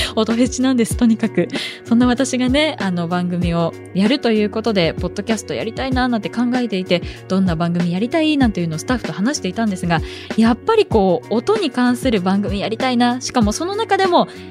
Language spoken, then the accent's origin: Japanese; Kiryu, Gunma, Japan; now in Tokyo, Japan; 出身地なんですが群馬県の桐生市というところです